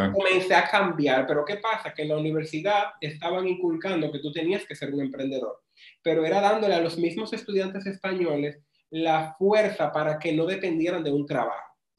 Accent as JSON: {"language": "Spanish", "town": "Pimentel", "region": "Duarte", "country": "Dominican Republic", "said": "estudié en Pimentel y soy de Pimentel"}